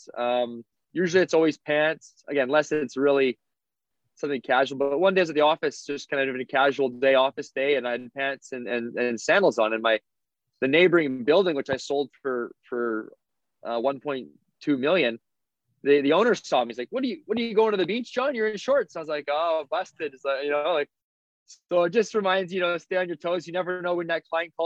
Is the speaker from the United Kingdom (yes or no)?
no; Souris, Manitoba, Canada; I went back to my hometown, Souris, for a social